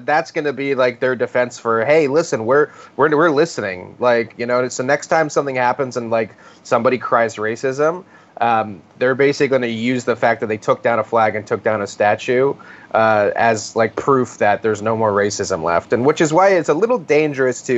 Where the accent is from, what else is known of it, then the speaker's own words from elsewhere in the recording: Virginia, United States; now in New York, United States; I grew up in Virginia, where we were taught the Civil War more than anything